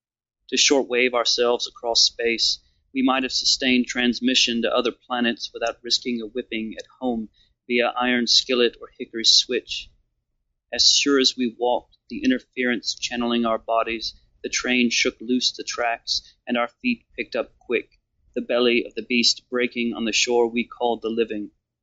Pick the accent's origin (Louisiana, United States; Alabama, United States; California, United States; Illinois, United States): Alabama, United States; Jasper; born there; I was born in Jasper, Alabama.